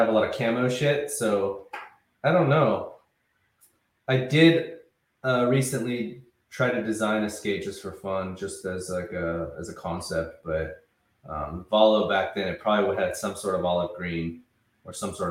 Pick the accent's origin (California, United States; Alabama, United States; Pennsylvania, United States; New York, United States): California, United States; Visalia; now in Los Angeles, United States; growing up in Visalia